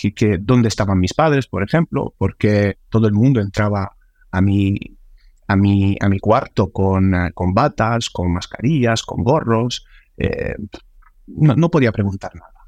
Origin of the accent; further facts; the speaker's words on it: Sicily, Italy; now in Spain; mi familia que, venía corriendo desde, desde Sicilia, porque viven, viven ahí, yo soy italiano, soy de ahí